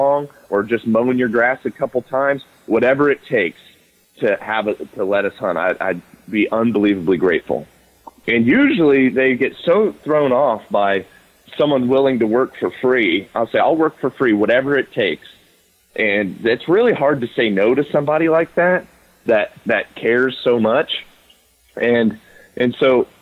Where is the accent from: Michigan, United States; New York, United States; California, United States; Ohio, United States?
Ohio, United States; my home state in Ohio